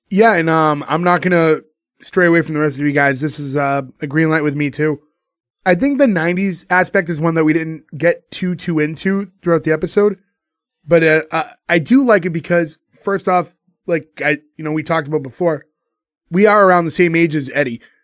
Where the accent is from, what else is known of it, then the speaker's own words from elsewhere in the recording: Boston, Massachusetts, United States; a bunch of us who grew up in Boston